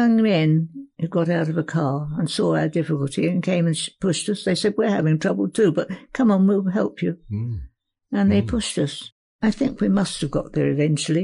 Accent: Whitstable, South East England, United Kingdom; moved away as an adult; also born or lived in Tulse Hill, London / Colchester; my hometown was Whitstable in Kent

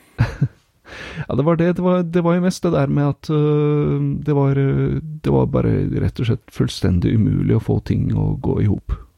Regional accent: Norway; now in Finland

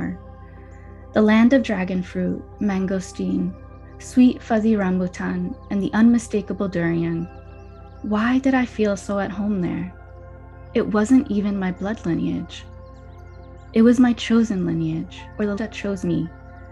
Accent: New Jersey, United States; I appreciated my multicultural upbringing and the way the Spanish language opened my world beyond New Jersey

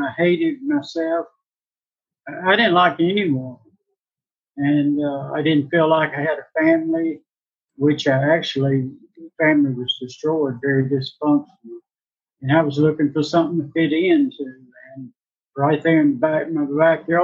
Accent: Indianola, Mississippi, United States; I was born in 1959 in Indianola, Mississippi

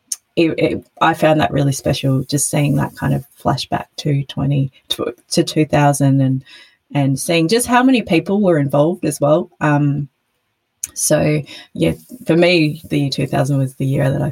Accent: Brisbane, Queensland, Australia; I grew up in Brisbane

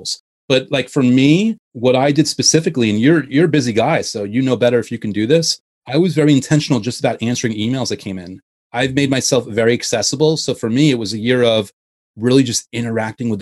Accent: Westchester, New York, United States; I grew up in Westchester

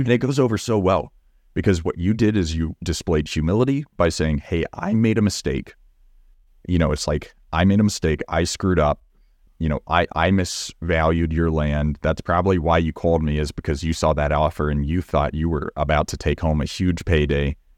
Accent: Texas, United States; accent: Southern; I'm from Texas and I, I can turn on the Southern

